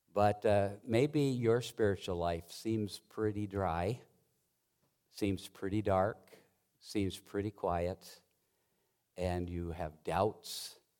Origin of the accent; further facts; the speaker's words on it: Montana, United States; I grew up in Montana mostly and worked on a ranch from the time I was in eighth grade through college